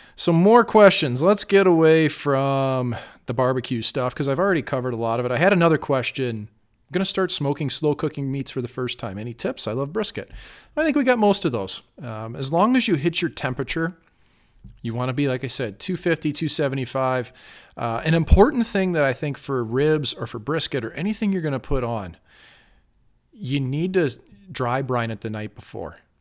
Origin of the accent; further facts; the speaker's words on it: St. Louis, Missouri, United States; now in Las Vegas, United States; Saint Louis, my hometown